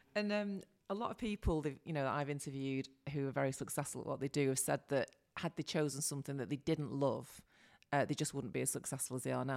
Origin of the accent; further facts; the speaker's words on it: Salford, North West England, United Kingdom; accent: Manc; I'm from Salford